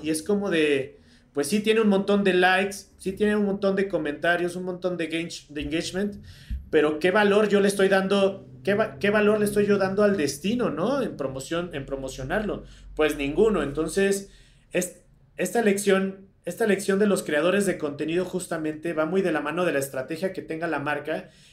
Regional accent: Mexico; nosotros como mexicanos vivimos en un país tan privilegiado

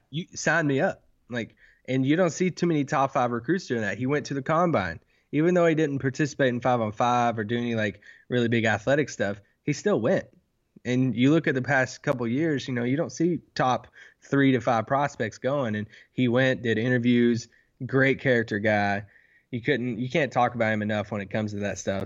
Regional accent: Kentucky, United States; accent: country; I'm from Kentucky

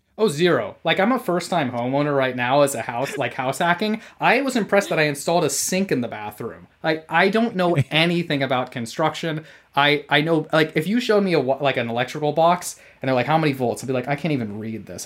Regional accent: California, United States; moved away as an adult; my home state of California

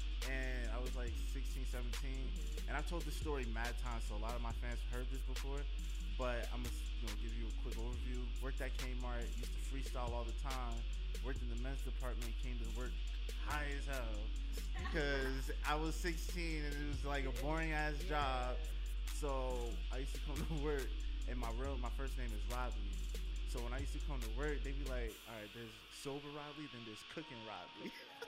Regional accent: Roselle, New Jersey, United States; So like in my name 908, that represents the county that I'm from, Union County. I grew up in Roselle, but there's no hospital in Roselle, so you can't be born in Roselle. It's a small town.

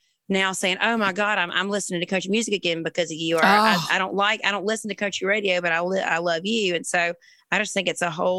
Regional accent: Springfield, Georgia, United States; moved away as an adult; also born or lived in Savannah, Georgia; now in Nashville, United States; Born in Savannah, raised in a little town called Springfield, Georgia.

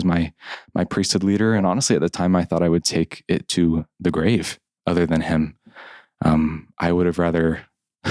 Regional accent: United States; as an American.

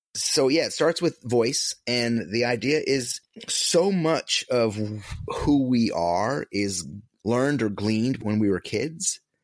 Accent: upstate New York, United States; moved away as an adult; my hometown, a little small upstate upstate New York hometown

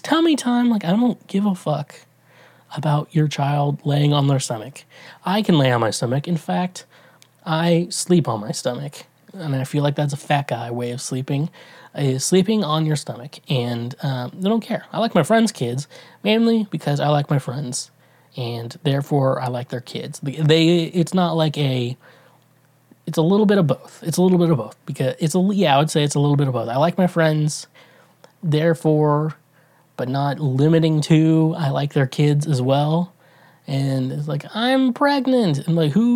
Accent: Midwest, United States; I'm not from New York. I'm a Midwest boy. I grew up in the Midwest.

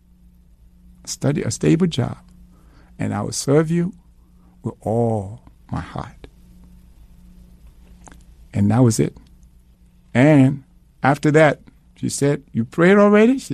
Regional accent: Liberia; moved away; I'm from Liberia.

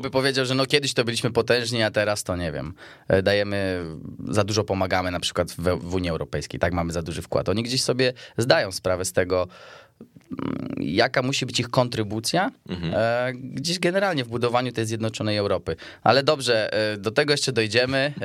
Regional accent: Poland; z Polski

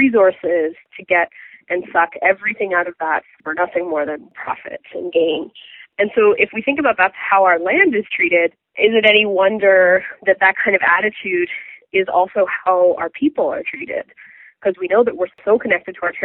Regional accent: Mississauga, Ontario, Canada; now in Toronto, Canada; I live here in Toronto, Ontario. I grew up in Mississauga

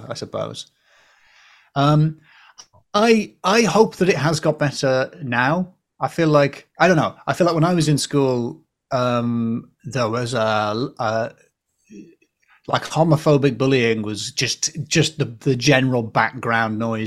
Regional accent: the Northeast, North East England, United Kingdom; moved away; I grew up in the Northeast

